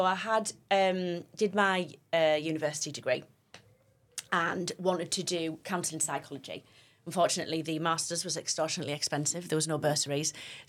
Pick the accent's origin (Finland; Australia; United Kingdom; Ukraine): United Kingdom; Stockton-on-Tees, North East England; I'm sort of Teesside, Cleveland, born and bred. So born in Stockton and lived here my whole life.